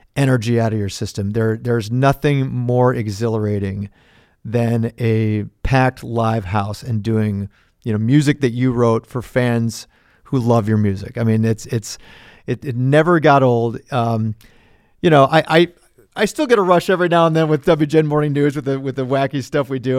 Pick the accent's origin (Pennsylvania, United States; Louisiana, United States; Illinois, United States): Illinois, United States; Wilmette; also born or lived in Indianapolis, Indiana; I lived in Indianapolis uh, until I was six, but then we moved to Wilmette. So I consider Wilmette my hometown where I grew up.